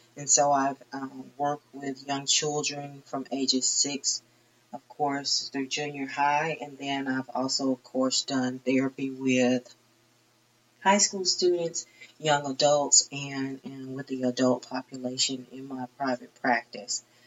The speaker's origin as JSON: {"language": "English", "town": "Troy", "region": "Alabama", "country": "United States", "tie": "born or raised there", "also_born_or_lived": "Long Beach, California / San Diego, California / Chula Vista, California / Tifton, Georgia", "moved": "as an adult", "said": "I grew up in the Troy, Alabama area"}